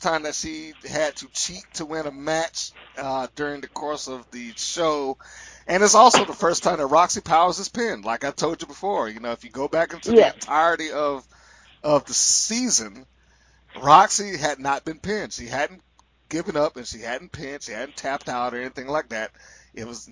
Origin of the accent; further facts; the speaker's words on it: Atlanta, Georgia, United States; I'm from Atlanta